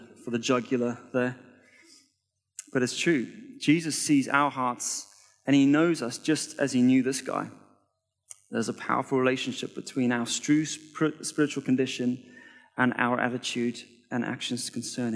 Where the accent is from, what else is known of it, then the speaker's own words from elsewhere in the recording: South Africa; now in United Kingdom; I was born in South Africa, and my family went from being comfortably wealthy to completely broke in the space of 1 year